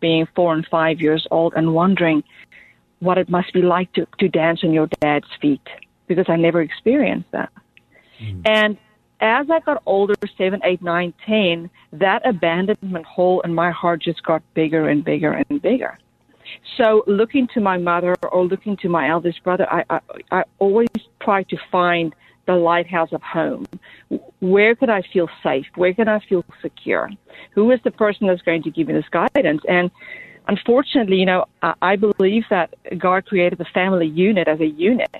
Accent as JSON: {"language": "English", "town": "Johannesburg", "region": "Gauteng", "country": "South Africa", "tie": "born or raised there", "said": "I was born and raised in Johannesburg, South Africa, in a single-parent family home"}